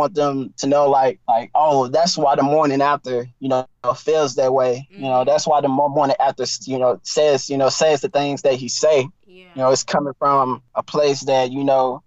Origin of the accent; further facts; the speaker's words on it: East Texas, United States; also born or lived in Houston; I'm from East Texas. So I grew up on blues and soul music.